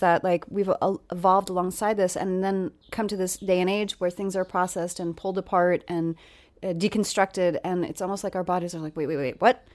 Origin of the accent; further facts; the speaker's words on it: New York, United States; now in Los Angeles, United States; I grew up in New York where, you know, we had a, a little garden